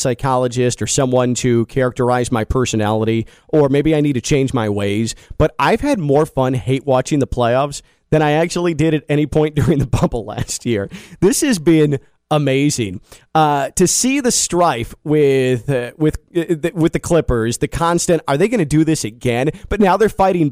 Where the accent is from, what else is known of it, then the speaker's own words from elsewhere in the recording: Chicago, Illinois, United States; growing up in Chicago